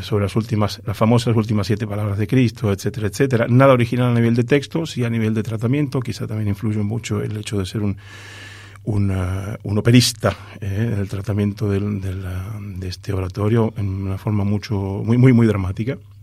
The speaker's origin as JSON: {"language": "Spanish", "country": "Argentina", "said": "mi misión como argentino es, ser embajador cultural de mi país"}